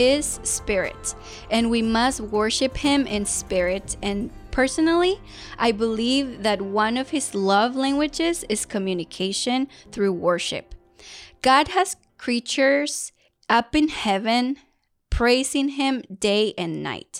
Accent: Mexico; first language Spanish; English is a second language; moved away; I was blessed to be born in Mexico and to have Spanish as my first language.

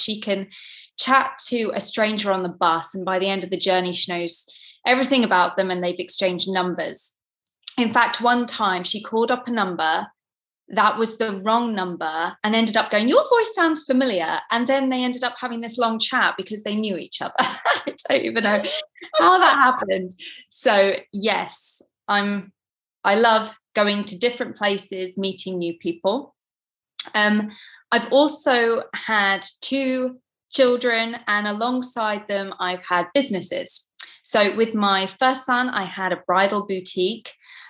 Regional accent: East of England, United Kingdom; from Norfolk. My parents were in the RAF. So as kids, we traveled around to different countries.

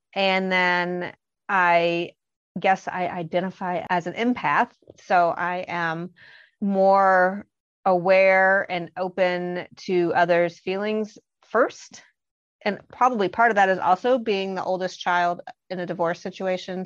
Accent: Bloomington, Indiana, United States; also born or lived in Boston, Massachusetts; I am from Bloomington, Indiana, and I still live here, but I had escaped to Boston for a while.

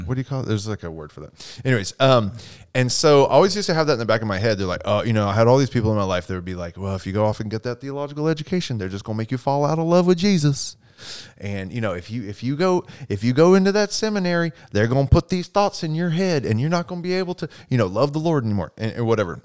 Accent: Texas, United States; I'm from Texas

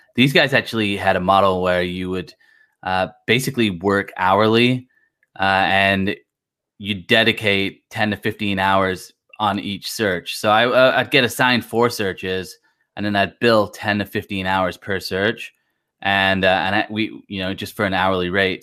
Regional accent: Blackpool, North West England, United Kingdom; now in United States; I'm originally from Blackpool

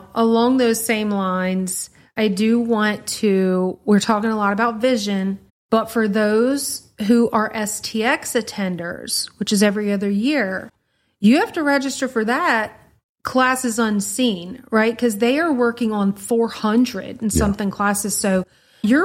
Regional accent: Louisiana, United States; like, we're from Louisiana, y'all. We are not built for that.

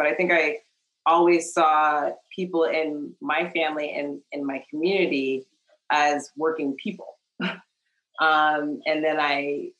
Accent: Kentucky, United States; I grew up in Kentucky, although I was not born there. My father was actually in the military, so I moved around a little bit, but my mother's family is originally from Kentucky

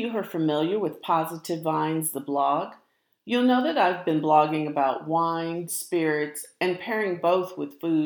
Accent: St. Louis, Missouri, United States; now in Texas, United States; I grew up in St. Louis. I live in Texas now

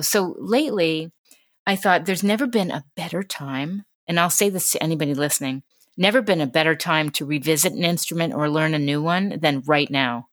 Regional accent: New York City, New York, United States; growing up in New York City

